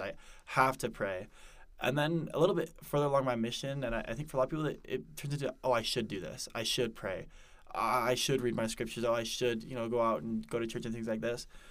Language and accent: English; Denver, Colorado, United States; moved away as an adult; also born or lived in Parker, Colorado; now in Provo, United States; originally I'm from Denver, Colorado